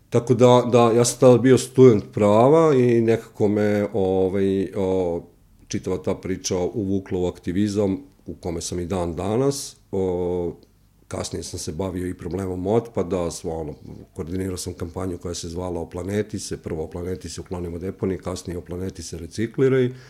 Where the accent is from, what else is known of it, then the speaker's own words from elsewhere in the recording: Kosjerić, Zlatibor District, Serbia; dolazim iz jednog manjeg mesta, dakle Kosjerić